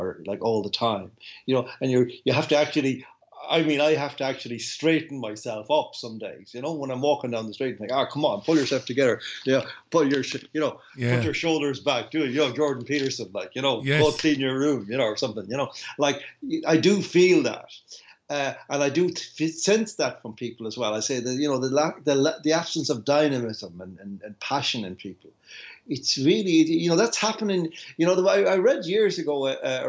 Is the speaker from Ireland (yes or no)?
yes; Ireland; I came from Ireland